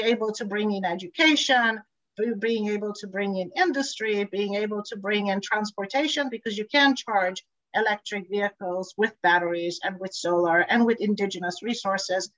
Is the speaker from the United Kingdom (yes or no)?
no; Tanzania; also born or lived in Bulgaria; now in California, United States; I grew up in East Africa, Tanzania, so I'm very familiar with the area.